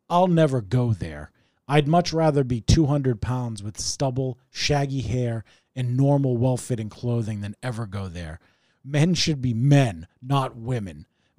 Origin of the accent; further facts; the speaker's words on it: Wakefield, United States; even though we grew up in Wakefield and really could afford to not insult the poverty-stricken